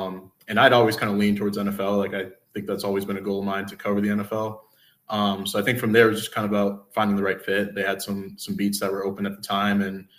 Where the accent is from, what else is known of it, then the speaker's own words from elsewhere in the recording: Illinois, United States; now in Lansing, United States; I grew up in Illinois and wasn't really familiar with the whole Michigan State dynamic other than watching them from afar.